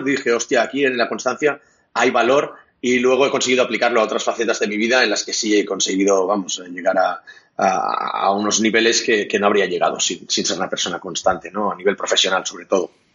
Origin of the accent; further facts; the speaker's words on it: Catalonia, Spain; Spanish is a second language; also born or lived in Munich, Germany; yo soy catalán